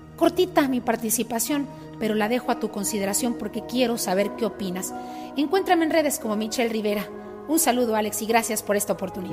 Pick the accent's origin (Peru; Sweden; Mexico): Mexico; los mexicanos que vivimos en el territorio nacional